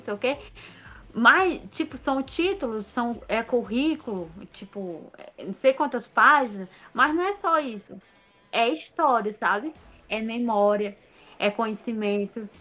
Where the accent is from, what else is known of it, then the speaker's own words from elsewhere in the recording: Baturité, Ceará, Brazil; eu sou de Baturité